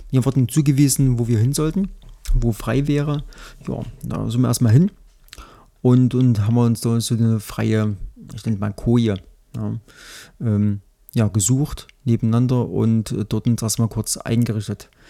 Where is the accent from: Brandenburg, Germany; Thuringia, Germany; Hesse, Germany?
Thuringia, Germany; aber für mich als, als Thüringer ähm, war das äh, relatives Neuland.